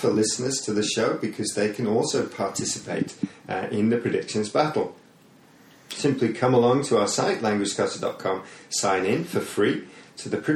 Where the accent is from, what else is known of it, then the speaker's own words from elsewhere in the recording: Hull, Yorkshire and the Humber, United Kingdom; I'm from Hull. I'm a uh, Hull City fan.